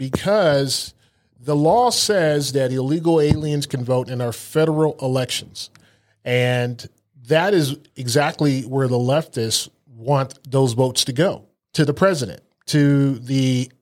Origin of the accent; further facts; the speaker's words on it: Germany; I spent a lot of time in Germany. I grew up in Germany. My dad was in the service over there